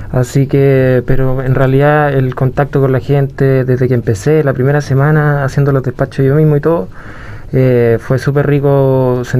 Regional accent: Puerto Varas, Los Lagos, Chile; Y junto con, en general mi vida, que, se, que me crié en Puerto Vara, en el campo, súper natural

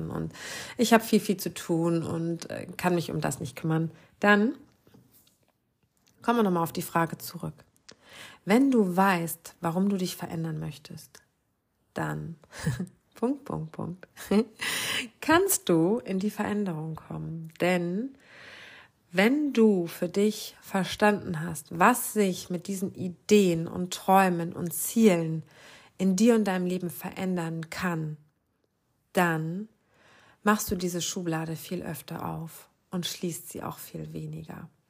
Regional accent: Lower Saxony, Germany; ich glaube, das sagt man bei uns im Norden, in meiner Heimat in Ostfriesland, Ratzefummel.

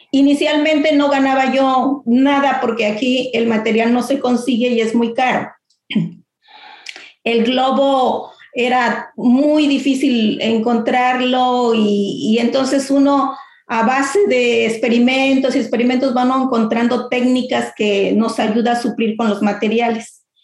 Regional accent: Mexico; nuestras tradiciones se mantengan y pues no, siendo mexicanos, yo lo que quiero es que mi descendencia sigan con ese gusto, ¿no?

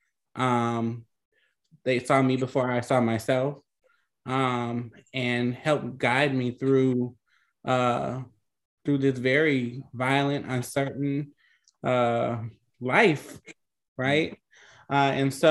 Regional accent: New Orleans, Louisiana, United States; I'm from New Orleans

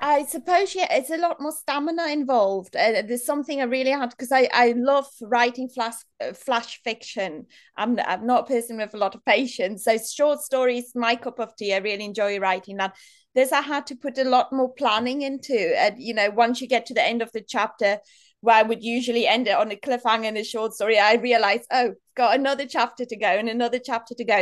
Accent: South Africa; moved away as an adult; now in Manchester, United Kingdom; I grew up in South Africa in a really small town

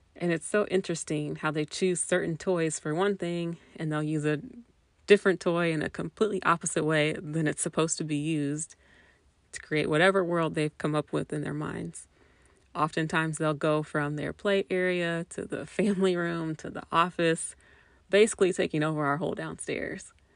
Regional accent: Indianapolis, Indiana, United States; I was born and raised in Indianapolis, Indiana, and I've lived in Indiana my entire life

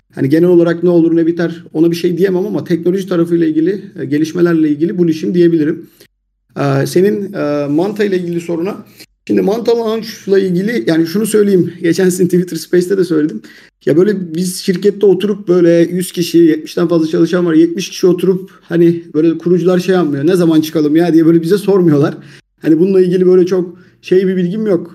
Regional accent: Turkey

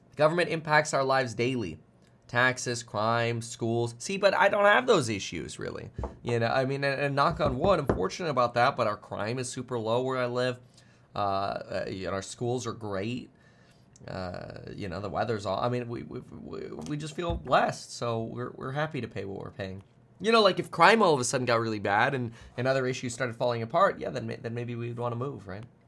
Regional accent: South Florida, United States; also born or lived in Germany; now in California, United States; I grew up in South Florida

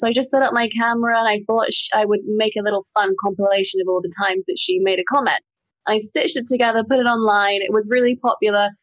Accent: Singapore; I grew up in the city in Singapore

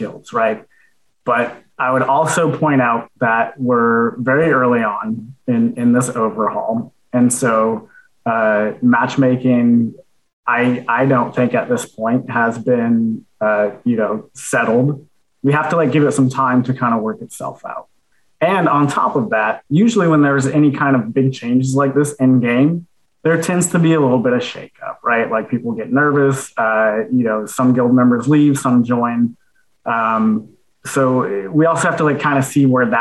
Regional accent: United States; accent: American; I have an American accent

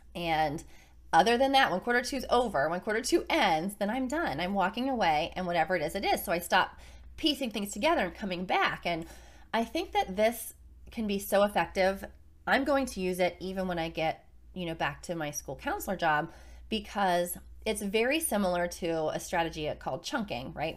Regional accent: Carmichaels, Pennsylvania, United States; now in Virginia Beach, United States; where we grew up in Carmichael's, Pennsylvania, both of us

